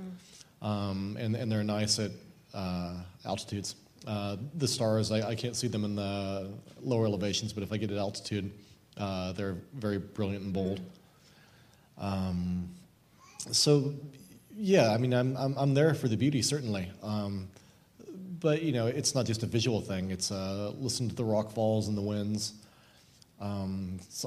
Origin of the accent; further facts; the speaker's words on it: Oregon, United States; I grew up in Oregon